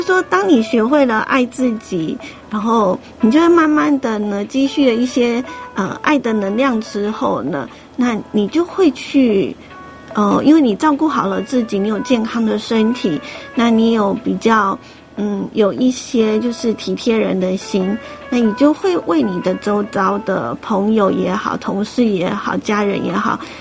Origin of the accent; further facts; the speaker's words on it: Taiwan; 我们台湾人